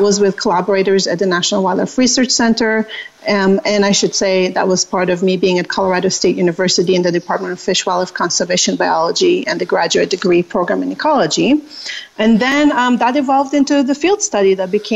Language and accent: English; Israel; moved away as an adult; now in United States; I am originally from Israel